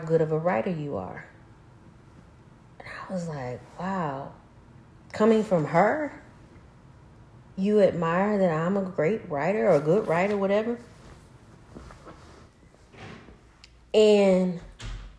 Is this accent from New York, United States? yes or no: no; Arkansas, United States; I'm from Arkansas.